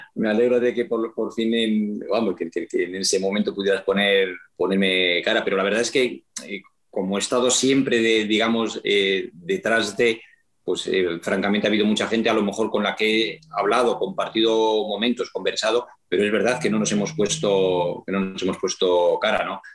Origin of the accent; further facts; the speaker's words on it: Astudillo, Castile and León, Spain; moved away; la foto que hay detrás es de Astudillo, es una foto de, mi pueblo